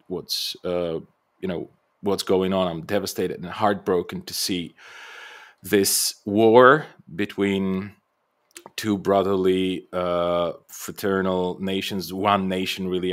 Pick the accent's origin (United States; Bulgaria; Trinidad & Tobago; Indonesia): Bulgaria; I'm Bulgarian by birth, so I come from the Balkans